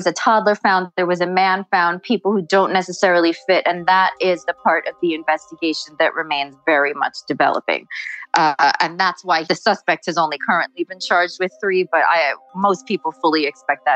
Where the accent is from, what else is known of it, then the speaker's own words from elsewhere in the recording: South Shore of Long Island, New York, United States; I actually grew up around here. I am from the South Shore of Long Island where all of this happened